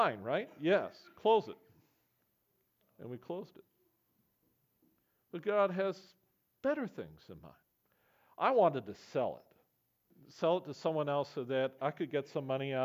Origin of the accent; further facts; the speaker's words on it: Camrose, Alberta, Canada; I grew up amongst farmers in Camrose, Alberta.